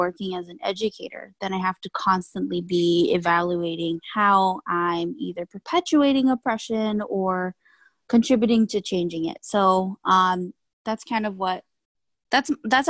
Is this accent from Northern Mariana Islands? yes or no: yes; Tinian, Northern Mariana Islands; moved away; Oh, and I'm from the Mariana Islands, an island called Tinian